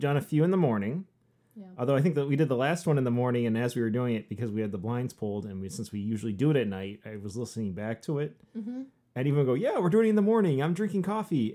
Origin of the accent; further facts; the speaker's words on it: Southwest Michigan, United States; also born or lived in Upper Peninsula, Michigan; I grew up here. I grew up in Southwest Michigan, uh, born and raised